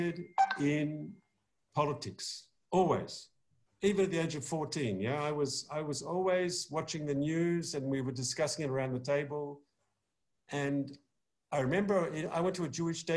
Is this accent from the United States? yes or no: no; Melbourne, Victoria, Australia; moved away as an adult; also born or lived in Israel; now in London, United Kingdom; I was born in Australia, Melbourne, Australia in 1960